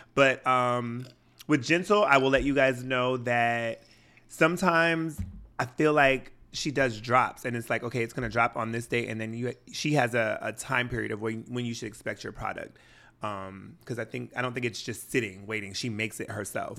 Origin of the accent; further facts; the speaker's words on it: Washington, United States; I'm from Washington State and we're notorious for wearing sweatshirts and shorts